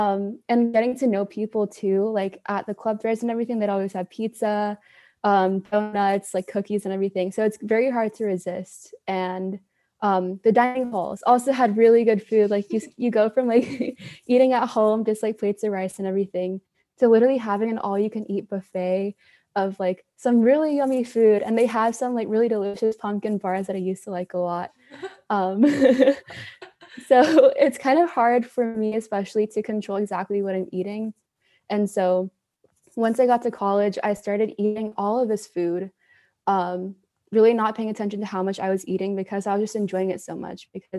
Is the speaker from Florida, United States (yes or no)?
no; Houston, Texas, United States; also born or lived in Dallas / Malaysia; I'm from Houston, Texas, and I've lived abroad for most of my life. I moved around a lot, lived in Houston, Dallas, and Malaysia.